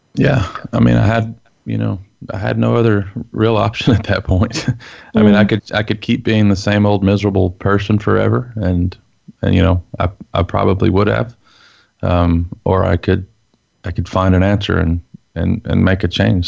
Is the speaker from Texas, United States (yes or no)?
yes; Texas, United States; as a Texan growing up in the Bible Belt, dad's a preacher